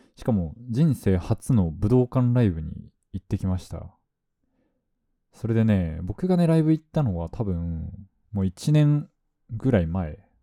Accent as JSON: {"language": "Japanese", "region": "Fukuoka", "country": "Japan", "tie": "born or raised there", "moved": "yes", "lives_now": "Tokyo, Japan", "said": "僕地元が福岡なんですけど"}